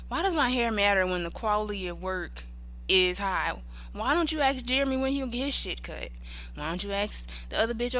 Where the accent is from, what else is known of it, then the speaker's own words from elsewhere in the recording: South Carolina, United States; I'm black. I'm from South Carolina